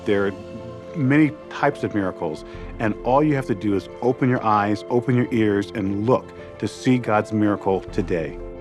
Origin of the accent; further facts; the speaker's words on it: New York City, New York, United States; I'm a product of a foster care system in New York City. I was raised in the Jones family.